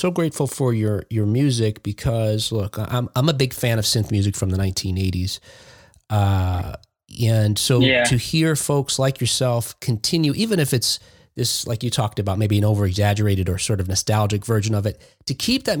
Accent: New Jersey, United States; growing up on the East Coast in New Jersey

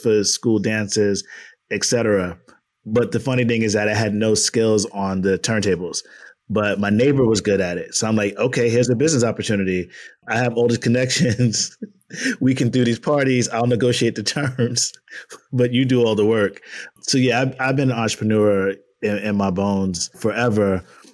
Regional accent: Long Island, New York, United States; also born or lived in Far Rockaway, Queens, New York City; From New York City, born in Queens, raised in Long Island, currently living in Harlem

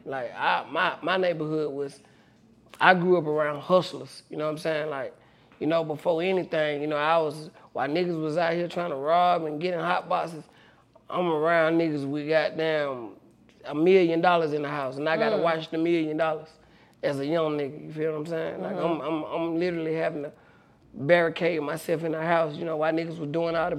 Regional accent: Atlanta, Georgia, United States; I went to school in College Park, but I grew up on Bankhead.

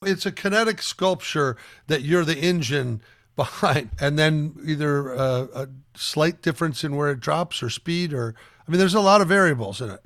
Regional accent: Omaha, Nebraska, United States; I grew up in Omaha, Nebraska

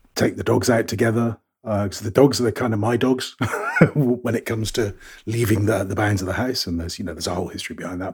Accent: United Kingdom; moved away; I'm a Brit

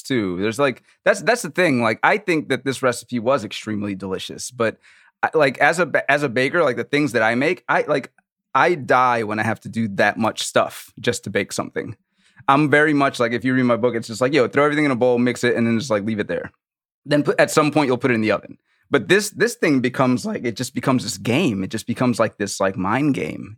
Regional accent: New Orleans, Louisiana, United States; I'm from New Orleans

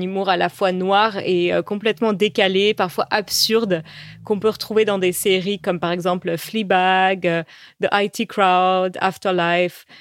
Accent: Paris, Île-de-France, France; first language French; chez nous à Paris.

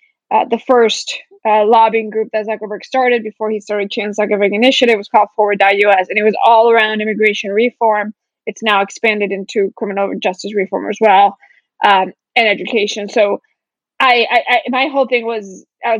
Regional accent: Florida, United States; moved away as an adult; now in California, United States; I grew up in Florida, moved out here

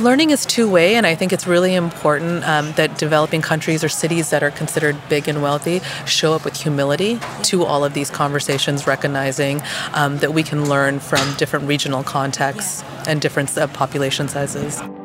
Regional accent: United States; I can speak as an American

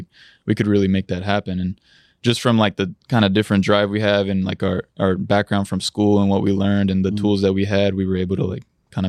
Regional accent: Munich, Bavaria, Germany; born there; I was born in Munich, Germany.

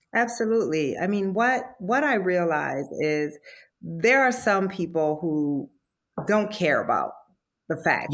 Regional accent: Iowa, United States; I grew up in Iowa.

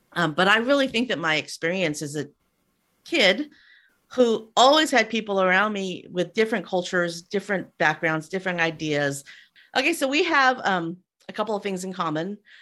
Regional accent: Castroville, California, United States; moved away; I grew up in Castroville, which is the artichoke capital of the world

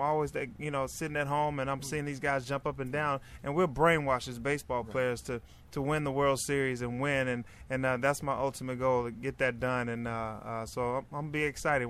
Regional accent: Pine Bluff, Arkansas, United States; I grew up in Pine Bluff, Arkansas.

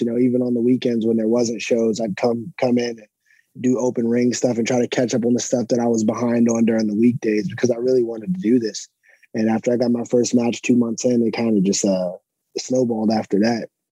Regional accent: Alexandria, Virginia, United States; Alexandria, Virginia.

